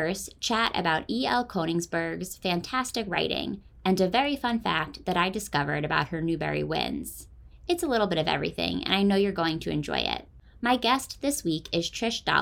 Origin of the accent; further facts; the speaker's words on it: Philadelphia, Pennsylvania, United States; My hometown paper, the Philadelphia Inquirer